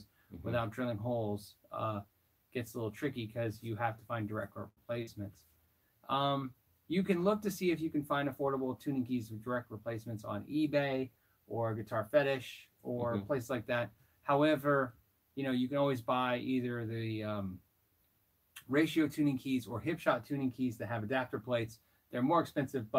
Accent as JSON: {"language": "English", "region": "Arizona", "country": "United States", "said": "I am from Arizona"}